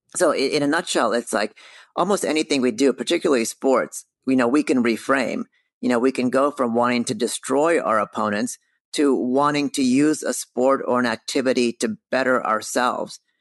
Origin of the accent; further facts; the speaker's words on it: California, United States; moved away as an adult; also born or lived in New York City; when I grew up in California, I very much grew up in the industry